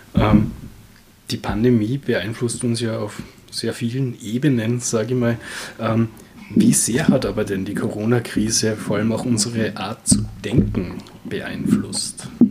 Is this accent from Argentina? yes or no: no; Austria; wir als Österreicher